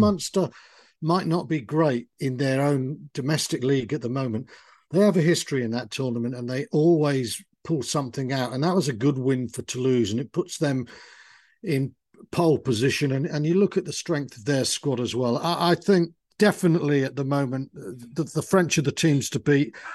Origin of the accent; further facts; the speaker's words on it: Wales, United Kingdom; I grew up in Wales